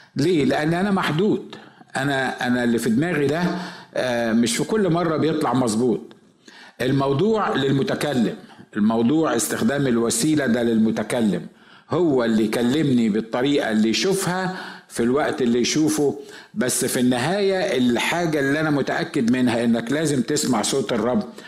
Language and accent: Arabic; Egypt; احنا عندنا في مصر